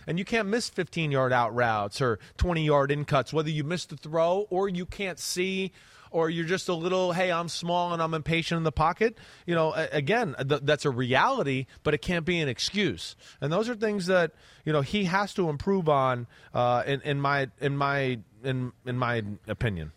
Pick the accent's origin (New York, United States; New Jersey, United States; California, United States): New Jersey, United States; now in Connecticut, United States; where I grew up in Jersey